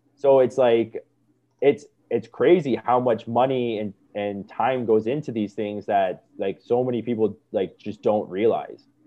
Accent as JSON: {"language": "English", "town": "Niagara Falls", "region": "Ontario", "country": "Canada", "tie": "born or raised there", "said": "I grew up in Niagara"}